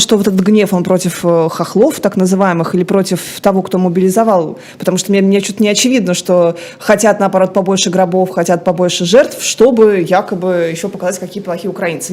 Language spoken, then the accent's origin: Russian; Saratov, Saratov Oblast, Russia; в Саратове, в моем родном городе